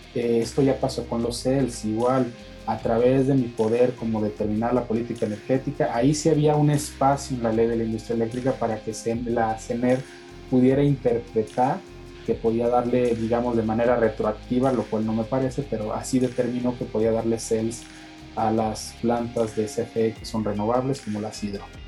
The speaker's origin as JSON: {"language": "Spanish", "country": "Mexico", "said": "como mexicanos"}